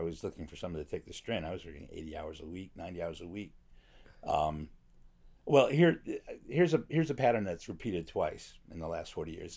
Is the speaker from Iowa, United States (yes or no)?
no; Chicago, Illinois, United States; moved away as an adult; also born or lived in New York; now in Los Angeles, United States; I was in the top ten percent of my class in a magnet school in Chicago